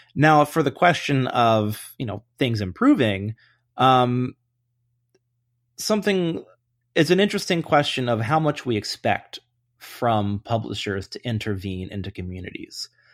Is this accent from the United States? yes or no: yes; Atlanta, Georgia, United States; I grew up in Atlanta, uh, when the Braves were really, really good